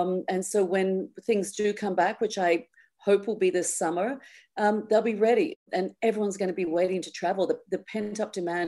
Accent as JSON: {"language": "English", "country": "Australia", "said": "And I didn't grow up skiing. I mean, as an Australian, you know, it's always been more about the après for me"}